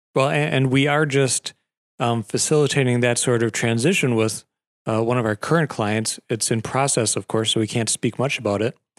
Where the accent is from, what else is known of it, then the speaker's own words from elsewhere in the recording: Wisconsin Rapids, Wisconsin, United States; also born or lived in Wausau; I've been stuck in Rapids all my life